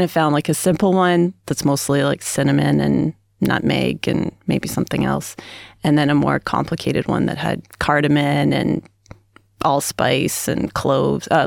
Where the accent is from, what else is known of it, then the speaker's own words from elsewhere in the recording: Canada; I mean, we do turkey because I'm Canadian and my sister in law is American